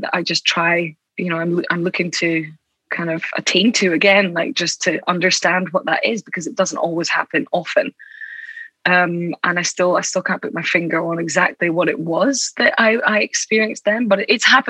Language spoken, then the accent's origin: English; Aberdeen, Scotland, United Kingdom; In Aberdeen. Oh, amazing. In the northeast of Scotland.